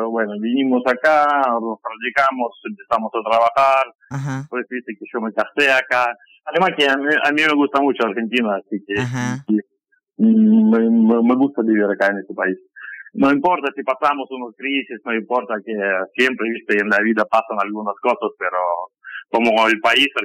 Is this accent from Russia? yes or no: yes; Kamchatka Krai, Russia; born there; Eh, bueno, yo nací en Kamchatka. Kamchatka es una provincia rusa que está al fondo, al fondo de Rusia son nueve horas de vuelo desde Moscú hasta Petropavlovsk, nací allá. Después viví en muchas partes de Rusia